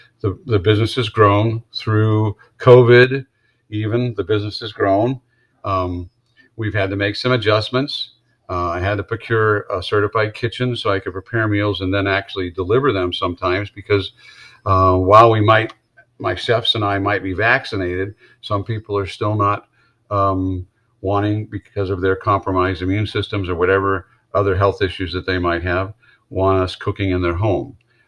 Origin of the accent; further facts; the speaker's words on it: Wisconsin, United States; I came down here from Wisconsin, so that kind of made sense.